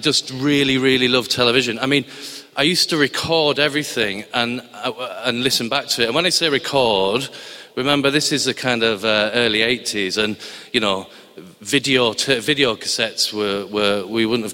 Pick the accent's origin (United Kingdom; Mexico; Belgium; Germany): United Kingdom; Barrow-in-Furness, North West England; moved away; I come from a place called Barrow-in-Furness in Cumbria, which was in Lancashire when I was born, so forgive my accent.